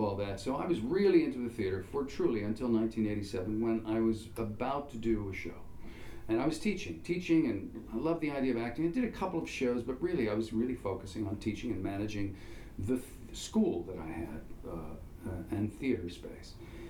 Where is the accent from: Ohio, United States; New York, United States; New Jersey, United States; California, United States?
New Jersey, United States; moved away as an adult; also born or lived in Chicago; friends in my hometown in Jersey